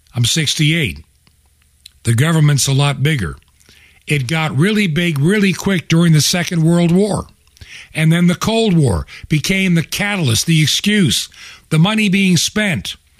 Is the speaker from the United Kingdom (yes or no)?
no; United States; as a child being an American